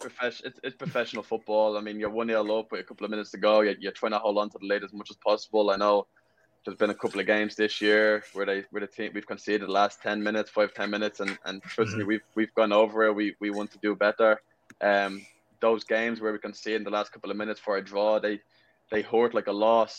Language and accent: English; Ireland; moved away as an adult; also born or lived in West Palm Beach, Florida / Pennsylvania; now in Madison, United States; growing up in Ireland, we played 5v5